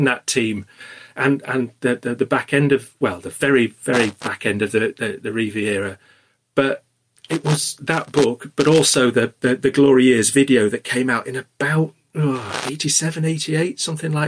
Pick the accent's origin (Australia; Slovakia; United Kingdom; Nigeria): United Kingdom; Wakefield, Yorkshire and the Humber; I'm from Wakefield, so, you know, not too far away